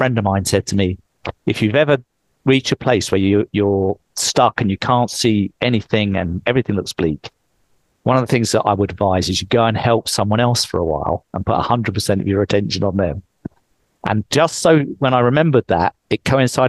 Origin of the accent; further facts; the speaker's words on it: England, United Kingdom; moved away; I'm English. I would speak with the right accent.